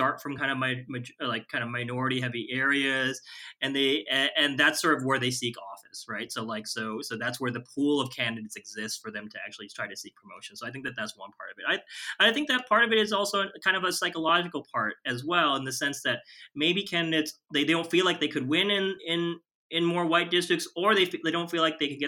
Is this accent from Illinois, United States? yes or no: yes; Chicago, Illinois, United States; I'm from Chicago